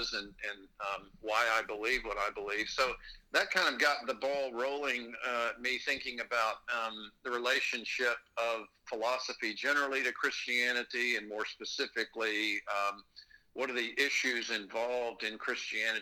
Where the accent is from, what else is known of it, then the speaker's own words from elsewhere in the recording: Texas, United States; moved away as an adult; now in Pennsylvania, United States; I am originally from Texas, born and raised there, and about 30 years ago moved up to Pennsylvania